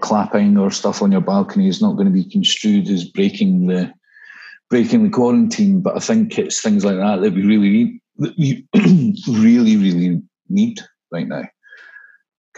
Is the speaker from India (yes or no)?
no; Scotland, United Kingdom; moved away as an adult; also born or lived in Dubai / Vietnam; Being Scottish